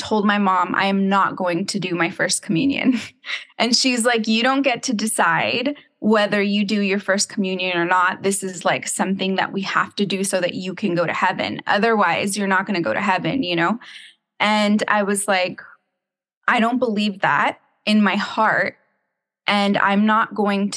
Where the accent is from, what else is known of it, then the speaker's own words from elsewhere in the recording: San Juan Capistrano, California, United States; moved away; also born or lived in Dallas, Texas; So I am from California. I grew up in the San Juan Capistrano area.